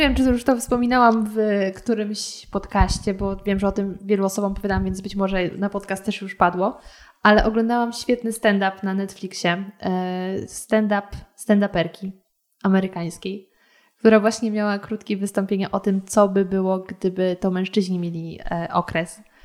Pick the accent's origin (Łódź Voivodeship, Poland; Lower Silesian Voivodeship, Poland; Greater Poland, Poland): Lower Silesian Voivodeship, Poland; now in Warsaw, Poland; oryginalnie pochodzę z Dolnego Śląska